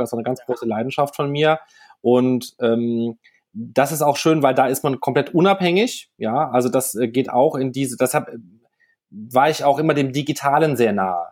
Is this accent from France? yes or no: yes; France; moved away; nach Frankreich, wo ich herkomme ursprünglich